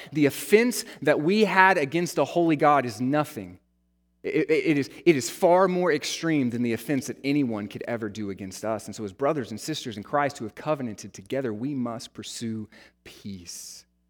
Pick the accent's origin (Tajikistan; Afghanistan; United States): United States; the American church